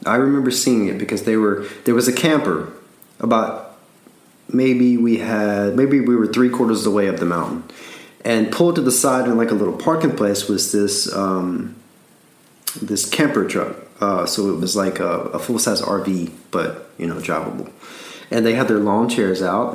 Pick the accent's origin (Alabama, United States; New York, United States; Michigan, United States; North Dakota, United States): Alabama, United States; I'm from Alabama.